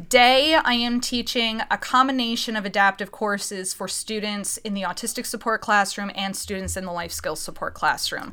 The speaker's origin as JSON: {"language": "English", "town": "Reading", "region": "Pennsylvania", "country": "United States", "also_born_or_lived": "Philadelphia", "said": "I'm from Reading, Pennsylvania"}